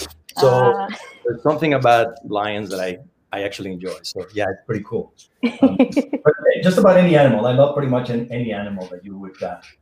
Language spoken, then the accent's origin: English; Mexico City, Mexico; moved away; I'm from Mexico originally, Mexico City.